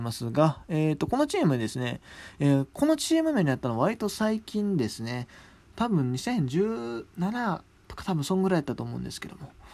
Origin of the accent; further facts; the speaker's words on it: Hyogo, Japan; 僕、兵庫出身なんですけど